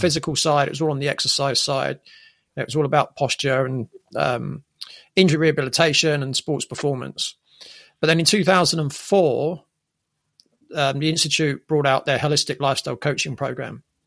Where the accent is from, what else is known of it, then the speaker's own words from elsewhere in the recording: England, United Kingdom; growing up in England